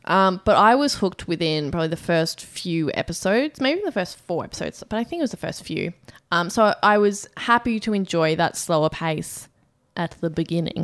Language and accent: English; Australia; as an Australian